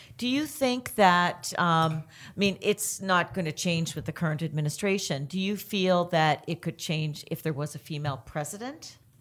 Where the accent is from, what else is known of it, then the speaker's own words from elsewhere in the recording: Canada; I'm Canadian